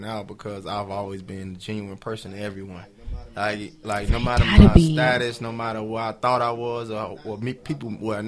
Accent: Miami, Florida, United States; I'm out of the inner cities of Miami. When I was young, I used to claim hood.

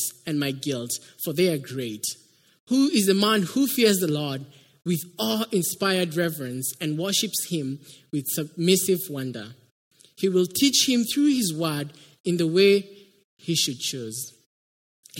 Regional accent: Kenya; moved away as an adult; now in United States; I come from Kenya. That's why you can hear an accent.

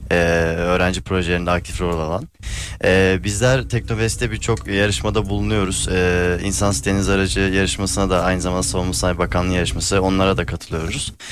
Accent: Sivas Province, Turkey; Sivaslıyım ben.

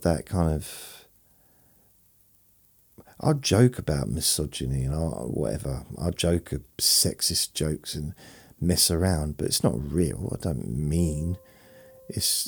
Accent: London, United Kingdom; I was born in London when I was a baby

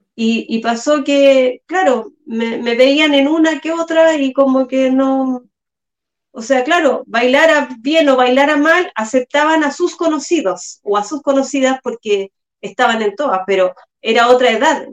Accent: San Bernardo, Santiago Metropolitan Region, Chile; Yo también soy de San Bernardo, al igual que Celi

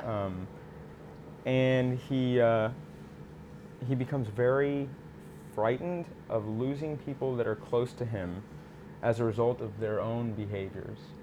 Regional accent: Austin, Texas, United States; also born or lived in Houston, Texas; I grew up in Austin, or born in Houston, lived in Houston for a little bit, but then moved to Austin, Texas. Seventh generation Texan

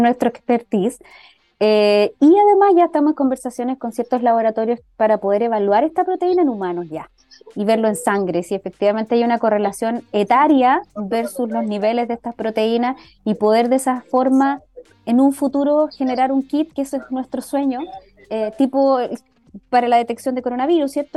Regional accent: Chile; como inmunólogos e inmunólogas de Chile

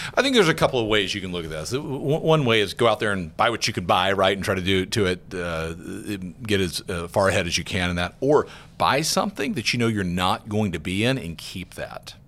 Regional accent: Georgia, United States; moved away; I'm from Georgia, a little town in, in Georgia. I was just home a couple weeks ago with my parents.

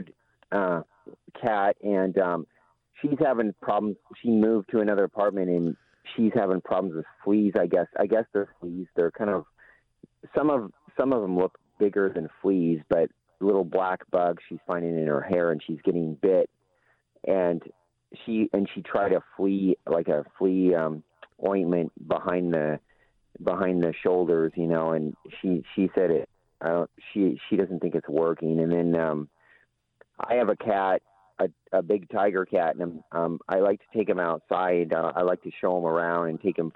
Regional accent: Lincoln, Nebraska, United States; I work in Omaha. I grew up in Lincoln.

